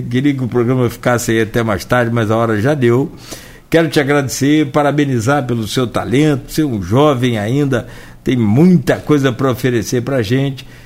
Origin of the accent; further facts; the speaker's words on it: Italva, Rio de Janeiro, Brazil; now in Campos dos Goytacazes, Brazil; do Italva, lá da minha terra